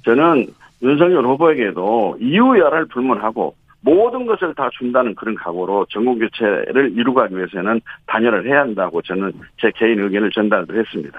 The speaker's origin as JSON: {"language": "Korean", "region": "Honam", "country": "South Korea"}